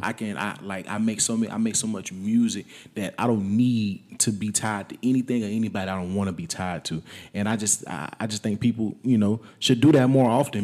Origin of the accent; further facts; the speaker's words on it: Wetumpka, Alabama, United States; moved away as an adult; also born or lived in Tennessee; now in San Antonio, United States; I was born in Tennessee, but I moved to Wetumpka when I was less than a year old